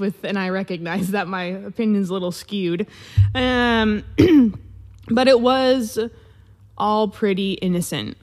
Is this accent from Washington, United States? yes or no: yes; Vancouver, Washington, United States; I am from Washington State. I grew up in Vancouver, Washington, right next to Portland, Oregon